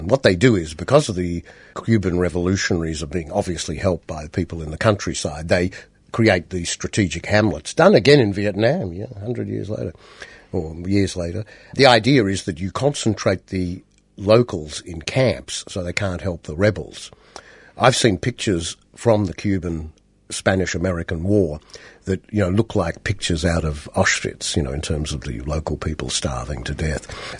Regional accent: Australia; how would you feel as an Australian if Britain inserted this amendment in our constitution?

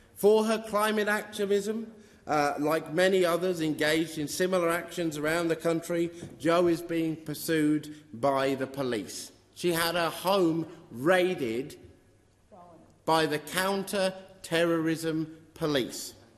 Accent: Western Australia, Australia; my home state of Western Australia

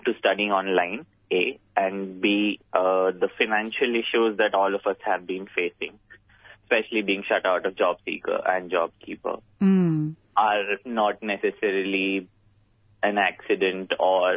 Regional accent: India; moved away as an adult; now in Melbourne, Australia; I'm from India, and I've been in Melbourne for about 2.5

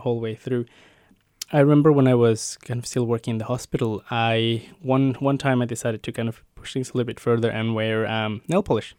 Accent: Mexico; moved away as an adult; now in Melbourne, Australia; I was born and raised in Mexico and moved to Australia about ten years ago now

